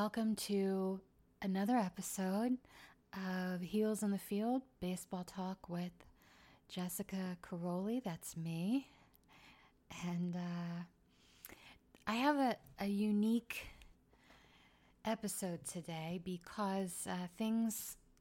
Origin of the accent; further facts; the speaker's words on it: Philadelphia, Pennsylvania, United States; I grew up in Philly.